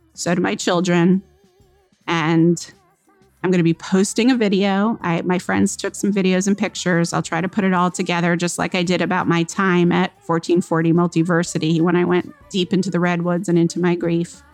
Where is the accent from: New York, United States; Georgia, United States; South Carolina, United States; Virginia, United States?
Georgia, United States; moved away; Georgia, my hometown